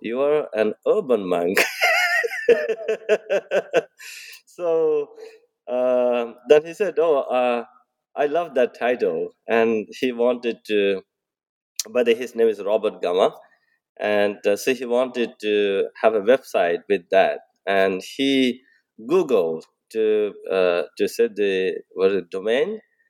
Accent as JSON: {"language": "English", "country": "Bangladesh", "tie": "born or raised there", "also_born_or_lived": "Sri Lanka", "moved": "yes", "said": "I have been a Buddhist monk since age 10. I was born in Bangladesh to a Buddhist family. And Bangladesh is a Muslim country, but it was a Buddhist region in the history."}